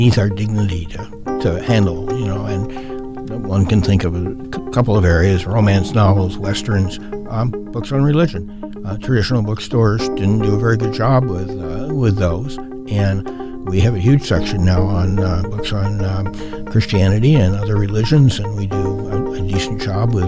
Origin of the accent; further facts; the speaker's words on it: Portland, Oregon, United States; also born or lived in Corbett, Oregon / Chicago; I was born in Portland and lived in the Foster area for a few years. Lived in Corbett for a couple of years with my grandparents, and then lived at 54th and Alameda through grade school and high school